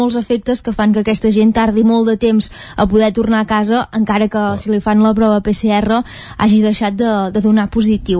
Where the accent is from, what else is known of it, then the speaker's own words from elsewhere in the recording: Vilallons, Catalonia, Spain; sóc de Vilallons